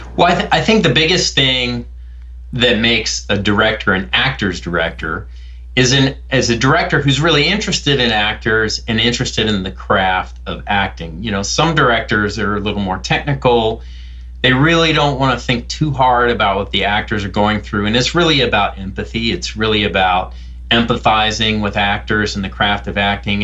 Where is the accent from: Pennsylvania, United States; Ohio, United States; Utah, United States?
Ohio, United States; Columbus; now in Austin, Texas, United States; I was growing up in Columbus, Ohio